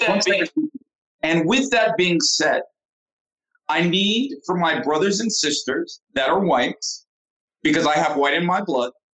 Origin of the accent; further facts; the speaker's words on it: United States; moved away as an adult; now in Saudi Arabia; me growing up in America